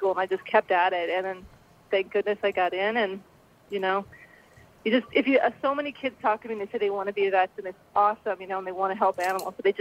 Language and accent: English; Indiana, United States; moved away as an adult; also born or lived in Yukon; now in Canada; I grew up in Indiana